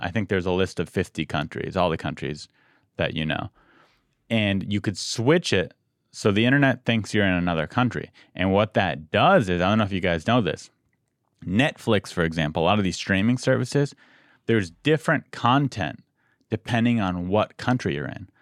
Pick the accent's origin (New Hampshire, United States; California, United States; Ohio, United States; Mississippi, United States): California, United States; San Diego; moved away as an adult; also born or lived in Santa Cruz; now in Los Angeles, United States; I'm from San Diego